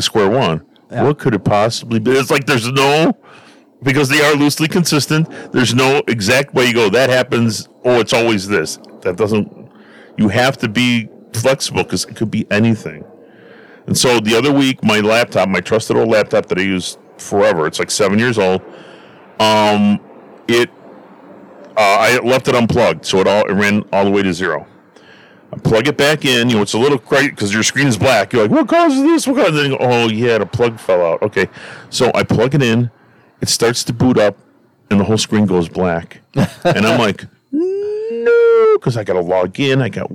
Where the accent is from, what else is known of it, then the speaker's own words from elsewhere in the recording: Stickney, Illinois, United States; we grew up in Stickney. We knew all our neighbors